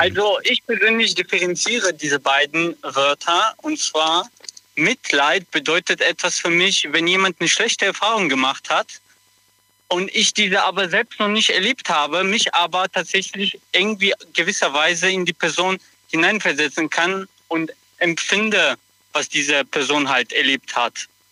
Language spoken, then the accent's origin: German; Kottenheim, Rhineland-Palatinate, Germany; Ich komme aus Kottenheim, das ist neben Mayen in Rheinland-Pfalz